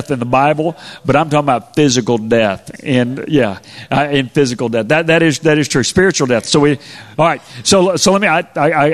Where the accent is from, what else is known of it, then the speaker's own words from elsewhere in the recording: Spring, Texas, United States; I grew up in Spring, Texas